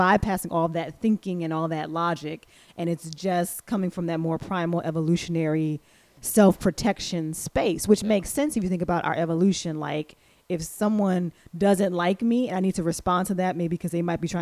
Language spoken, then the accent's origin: English; East Coast, United States; moved away as an adult; now in Midwest, United States; I'm from the East Coast